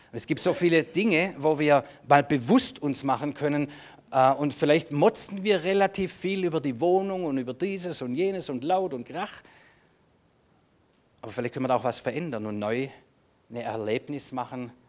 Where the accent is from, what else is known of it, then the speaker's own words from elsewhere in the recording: Germany; Ja, ich, ich, ich, bin, ich bin ein Deutscher.